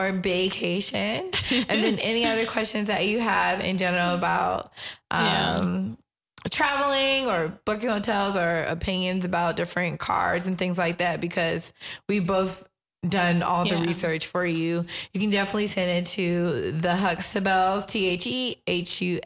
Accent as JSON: {"language": "English", "area": "the DMV area, Prince George's County", "region": "Maryland", "country": "United States", "tie": "born or raised there", "also_born_or_lived": "Washington, D.C.", "moved": "yes", "said": "that's my hometown, the DMV area"}